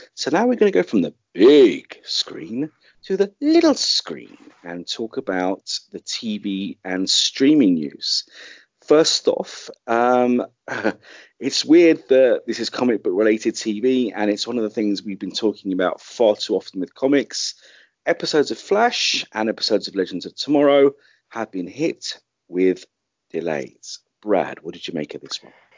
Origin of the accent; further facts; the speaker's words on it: London, United Kingdom; my hometown of London